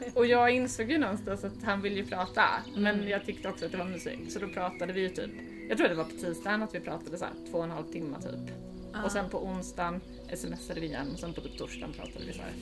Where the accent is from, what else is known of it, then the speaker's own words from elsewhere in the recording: Småland, Sweden; moved away as an adult; now in Stockholm, Sweden; jag är uppvuxen i Småland eh, och sen har jag bott i Stockholm sedan 2007